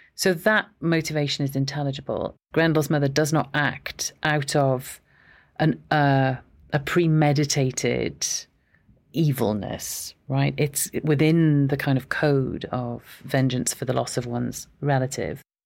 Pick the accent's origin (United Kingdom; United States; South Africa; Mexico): United Kingdom; Aberystwyth, Wales; I am Welsh. So I was born in Aberystwyth